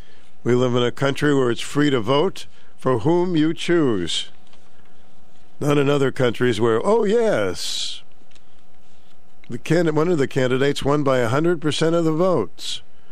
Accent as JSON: {"language": "English", "town": "Boston", "region": "Massachusetts", "country": "United States", "tie": "born or raised there", "moved": "yes", "said": "I grew up in Boston"}